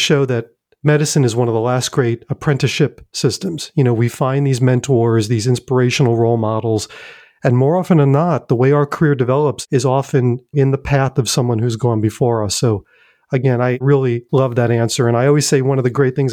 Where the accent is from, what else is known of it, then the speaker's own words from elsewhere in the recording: New York, United States; now in Durham, United States; in New York, my hometown